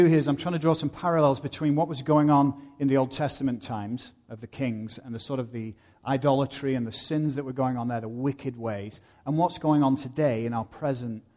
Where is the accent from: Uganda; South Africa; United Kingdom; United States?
United Kingdom; moved away; I go back to my home country of the UK